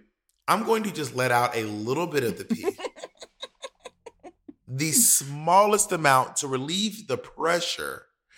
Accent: Atlanta, Georgia, United States; also born or lived in New York; We were in Atlanta, Georgia, which is my hometown.

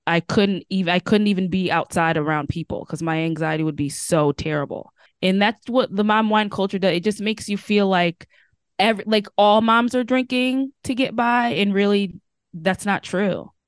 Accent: Connecticut, United States; also born or lived in Washington State; now in Washington, United States; I'm currently living in Washington State, but I'm originally from Connecticut.

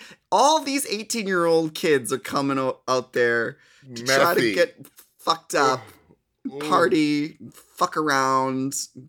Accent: Minnesota, United States; Because, like, I'm from Minnesota, so, like, summer is, like, more than half, 9 months out of the year.

